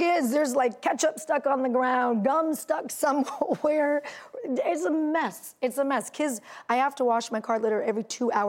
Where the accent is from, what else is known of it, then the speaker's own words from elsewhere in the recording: California, United States; I'm from California, and we spend a lot of time in our cars.